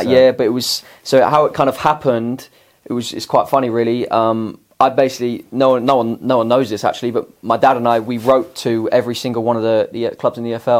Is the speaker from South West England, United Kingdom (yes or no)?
yes; Swindon, South West England, United Kingdom; growing up in Swindon